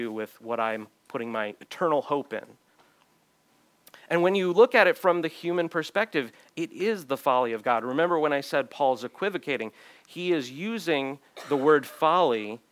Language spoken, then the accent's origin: English; United States; me as an American